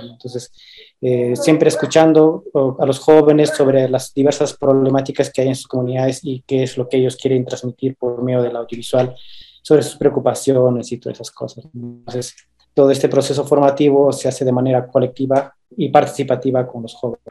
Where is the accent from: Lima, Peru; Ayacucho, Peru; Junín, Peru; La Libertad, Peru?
Ayacucho, Peru; Quingrapa, Huanta province; yo vengo de la comunidad de Quingrapa, eh, la provincia de Huanta, del departamento de Ayacucho